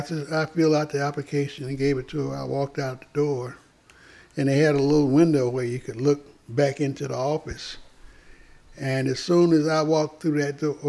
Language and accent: English; Greenville, South Carolina, United States; we had about 8 textile mills in my hometown, mm-hmm. Greenville, South Carolina